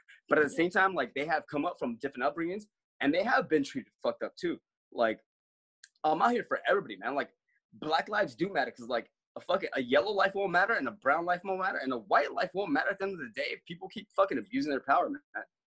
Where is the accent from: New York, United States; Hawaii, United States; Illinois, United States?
Hawaii, United States; I grew up in Hawaii.